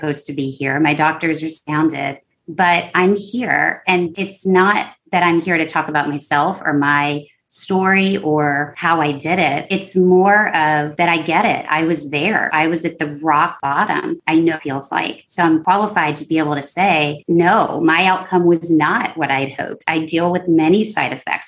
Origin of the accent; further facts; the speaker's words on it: San Antonio, Texas, United States; moved away as an adult; also born or lived in Los Angeles; my hometown of San Antonio, Texas.